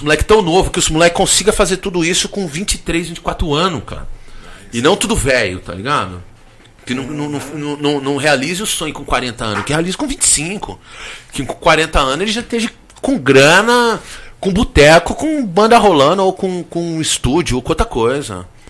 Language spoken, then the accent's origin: Portuguese; Brazil; eu sou brasileiro